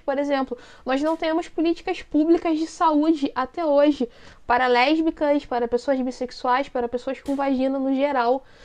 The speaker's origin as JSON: {"language": "Portuguese", "region": "Rio de Janeiro", "country": "Brazil", "said": "sou da capital do, do Rio de Janeiro"}